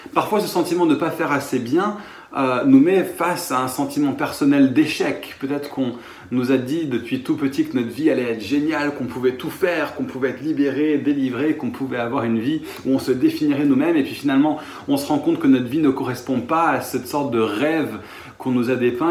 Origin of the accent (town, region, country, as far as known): France